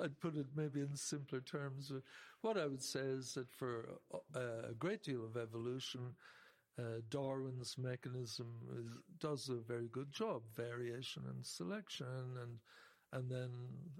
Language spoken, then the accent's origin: English; Ireland; I'm from Ireland